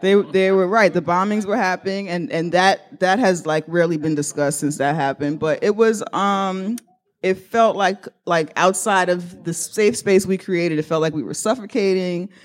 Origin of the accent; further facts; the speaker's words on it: New York City, New York, United States; I sound this way because I'm from the Bronx